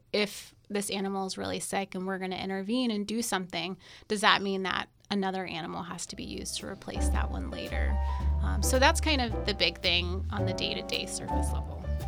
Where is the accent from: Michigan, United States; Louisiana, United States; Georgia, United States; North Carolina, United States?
North Carolina, United States; moved away as an adult; also born or lived in Alabama / Houston, Texas; now in Florida, United States; I am originally from North Carolina.